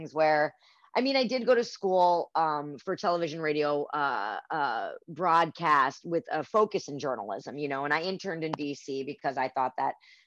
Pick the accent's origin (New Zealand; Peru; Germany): Germany; moved away; I'm from Germany.